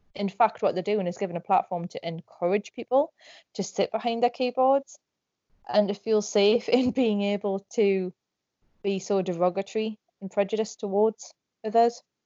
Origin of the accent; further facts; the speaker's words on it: Northumberland, North East England, United Kingdom; I'm from Northumberland in England.